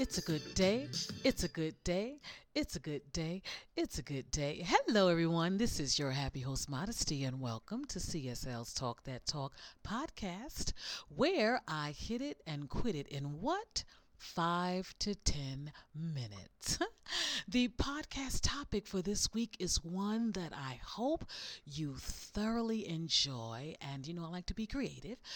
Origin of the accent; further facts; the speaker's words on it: the South, United States; I'm from the South and Southerners, we love seasonings